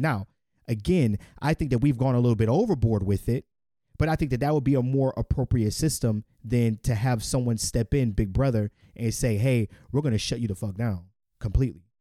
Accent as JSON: {"language": "English", "country": "United States", "tie": "born or raised there", "said": "I'm a American born"}